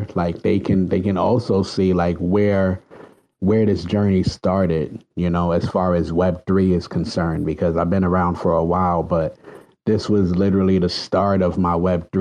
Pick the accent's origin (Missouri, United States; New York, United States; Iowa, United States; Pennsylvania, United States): New York, United States; New York City; I'm from the Bronx.